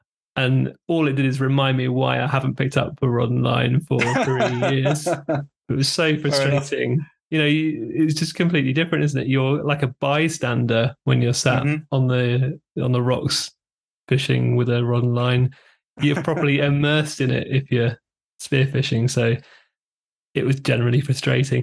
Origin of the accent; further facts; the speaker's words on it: Devon, South West England, United Kingdom; We're three guys from Devon in the UK